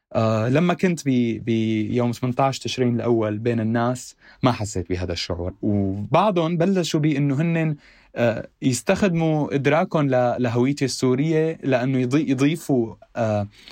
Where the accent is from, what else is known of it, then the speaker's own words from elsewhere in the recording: Syria; accent: Syrian; moved away as an adult; also born or lived in Damascus, Syria; now in Beirut, Lebanon; انا سوري